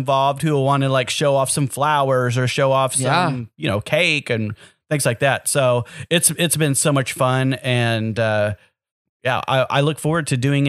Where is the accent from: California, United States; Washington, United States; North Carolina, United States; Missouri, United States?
Missouri, United States; Joplin; moved away as an adult; now in Northwest Arkansas, United States; Born and raised in Joplin, Mo.